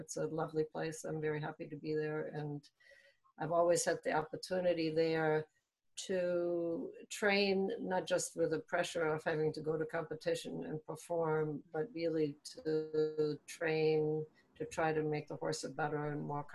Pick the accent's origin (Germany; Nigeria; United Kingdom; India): Germany; moved away as an adult; now in Maryland, United States; I was born in Germany and raised there and went through the apprenticeship